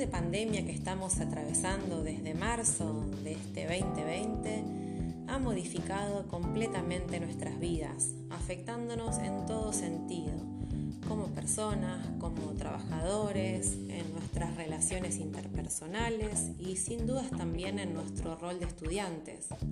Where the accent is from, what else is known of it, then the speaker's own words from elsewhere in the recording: Rosario, Santa Fe, Argentina; les hablo desde Rosario, mi ciudad natal